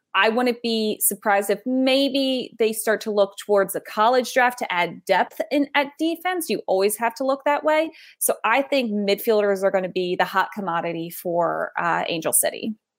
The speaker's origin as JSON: {"language": "English", "country": "United States", "said": "us as American sports fans"}